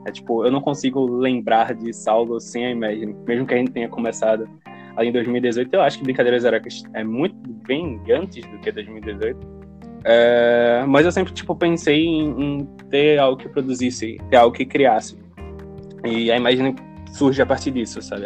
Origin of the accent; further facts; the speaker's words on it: Recife, Pernambuco, Brazil; somos de Recife